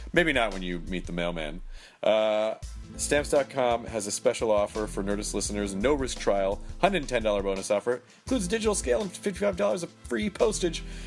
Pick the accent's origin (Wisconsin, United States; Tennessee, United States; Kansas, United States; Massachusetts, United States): Tennessee, United States; Memphis; I grew up in Memphis